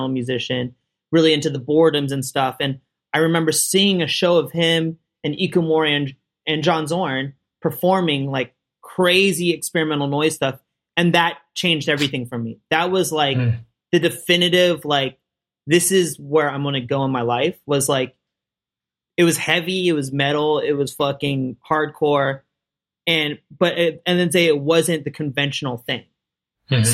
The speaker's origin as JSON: {"language": "English", "town": "Orinda", "region": "California", "country": "United States", "tie": "born or raised there", "moved": "as an adult", "lives_now": "Los Angeles, United States", "said": "I grew up in the Bay Area near Berkeley in this little town called Orinda"}